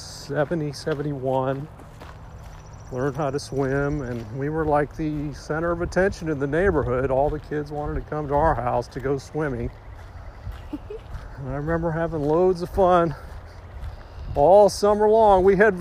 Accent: Huntsville, Alabama, United States; Growing up in Alabama, it's kind of an interesting experience.

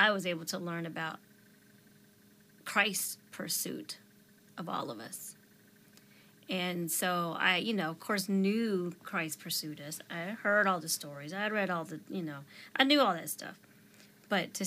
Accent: Delaware, United States; moved away as an adult; now in Texas, United States; Delaware is my home state, but Texas is where my family is

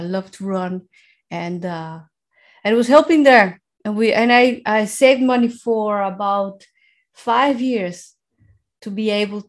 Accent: Mexico City, Mexico; English is a second language; moved away as an adult; now in Netherlands; I was born in Mexico City in 1973

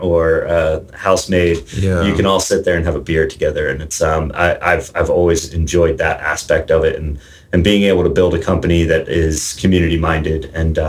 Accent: New Jersey, United States; moved away; I grew up in New Jersey

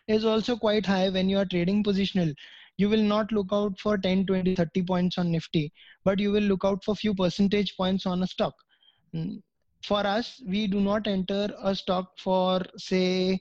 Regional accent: India; being a citizen of India

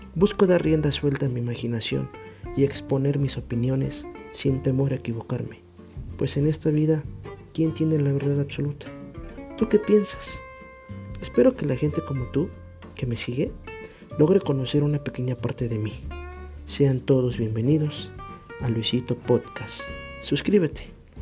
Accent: Mexico; Soy mexicano de nacimiento

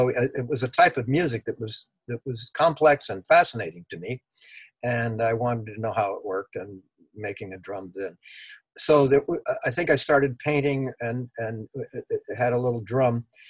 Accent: Los Angeles, California, United States; also born or lived in Berkeley; I'm from Los Angeles. I was born in Los Angeles. Went to grammar school, junior high school, and 2 years at UCLA, and then I moved to Berkeley in 1960.

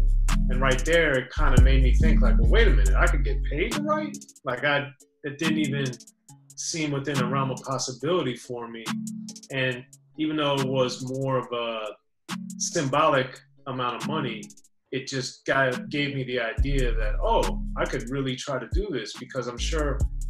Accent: Maryland, United States; no, I'm from Maryland, man.

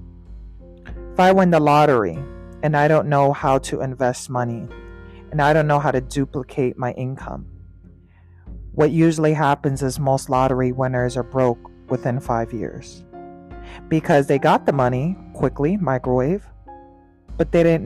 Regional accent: New York, United States; Being a New Yorker

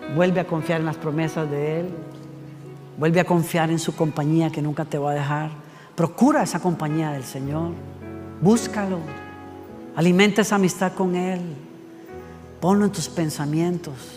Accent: Costa Rica; Ticos somos los costarricenses

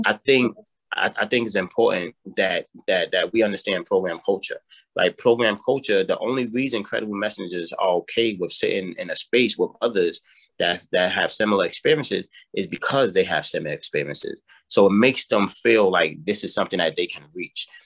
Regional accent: New York City, New York, United States; born and raised in the South Bronx

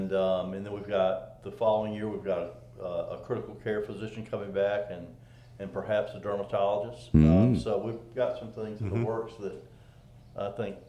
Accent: Oxford, Mississippi, United States; now in Corinth, United States; I grew up in a small town, and I grew up in Oxford, but so, you know, actually when I was growing up, Corinth was larger than Oxford, and Oxford's kind of grown.

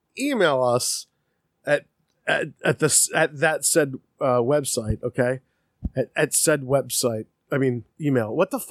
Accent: United States; But I do. And that's because I'm American.

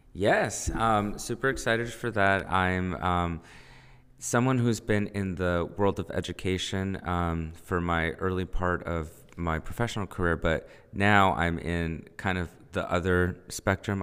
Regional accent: United States; first language Spanish; English is a second language

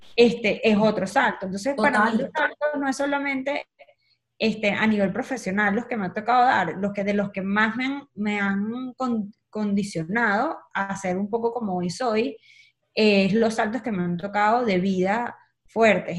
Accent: Caracas, Capital District, Venezuela; moved away as an adult; nací en Caracas

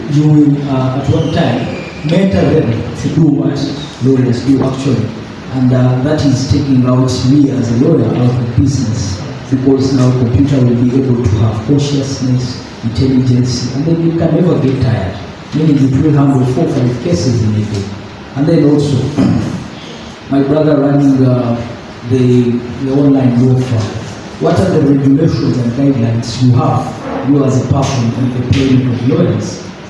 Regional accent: Kenya; I'm a lawyer from Kenya.

